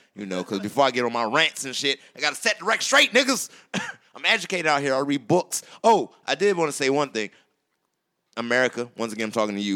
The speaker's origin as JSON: {"language": "English", "region": "South Carolina", "country": "United States", "moved": "yes", "said": "I'm from South Carolina"}